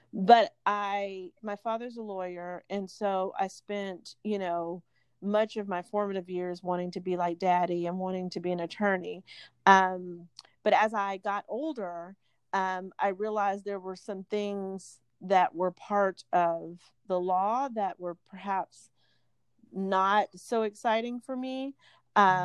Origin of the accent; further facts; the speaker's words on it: Montgomery, Alabama, United States; moved away as an adult; also born or lived in Washington, D.C. / Boston; now in Pine Bluff, United States; I grew up in Montgomery, Alabama